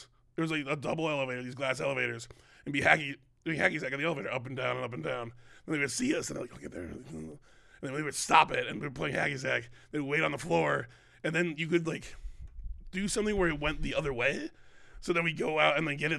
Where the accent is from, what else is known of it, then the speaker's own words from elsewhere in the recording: Bloomington, Minnesota, United States; I grew up in Minnesota, in Bloomington, Minnesota.